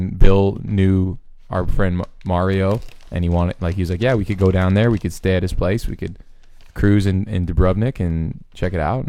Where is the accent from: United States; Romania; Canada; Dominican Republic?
Canada; and I'm like, no, I'm actually Canadian, but not that you care.